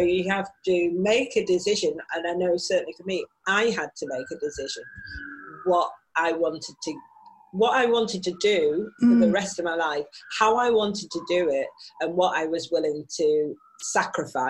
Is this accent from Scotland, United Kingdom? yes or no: no; Manchester, North West England, United Kingdom; accent: Manchester; I was born in North Manchester General Hospital, which is Crumpsall Hospital